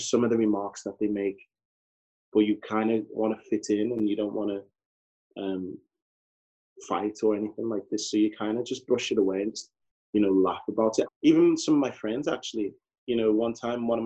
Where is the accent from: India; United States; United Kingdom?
United Kingdom; Liverpool, North West England; I've gone to nursery here, primary school, secondary school.